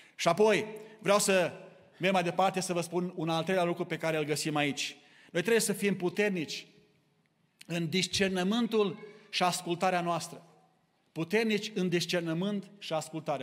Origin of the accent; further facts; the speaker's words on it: Romania; now in Kitchener, Canada; Noi suntem aici din România, din mai multe locuri